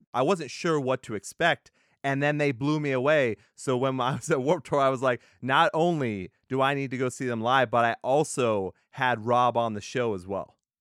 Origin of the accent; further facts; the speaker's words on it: Texas, United States; I'm from Texas.